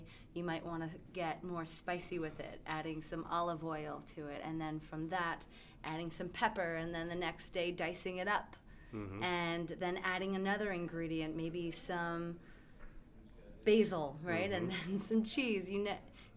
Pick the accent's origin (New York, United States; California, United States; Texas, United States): New York, United States; moved away; I come from New York